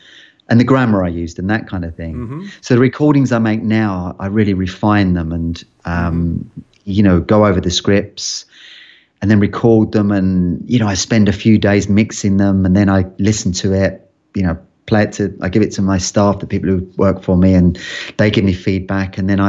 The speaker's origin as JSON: {"language": "English", "region": "London", "country": "United Kingdom", "tie": "born or raised there", "accent": "London", "said": "because I grew up in London, I had more of a London accent back then."}